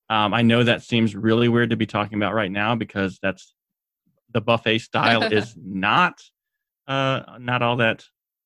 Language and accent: English; Northeast, United States; We're from the Northeast.